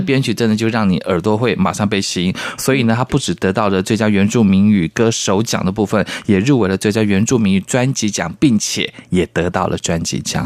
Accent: Taiwan; 我也是台湾人

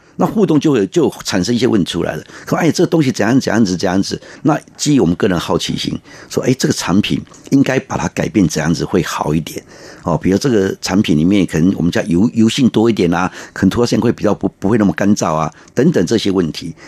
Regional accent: Taiwan; 我们台湾人哈，真的是诚实啦，哈，努力

